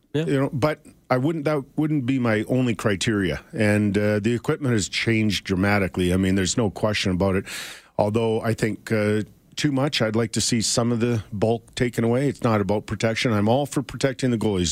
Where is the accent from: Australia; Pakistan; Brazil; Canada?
Canada; Edmonton, Alberta; I grew up in Edmonton